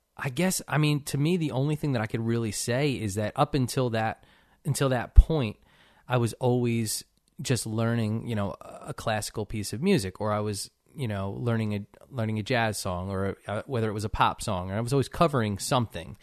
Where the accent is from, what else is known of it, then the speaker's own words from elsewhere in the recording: Cherry Hill, New Jersey, United States; now in Nashville, United States; I grew up in, uh, Cherry Hill, New Jersey